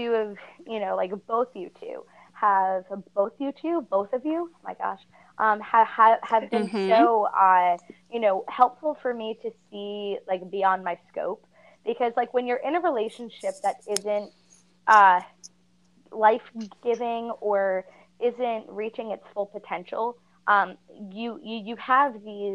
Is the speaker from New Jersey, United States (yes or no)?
yes; New Jersey, United States; I am from New Jersey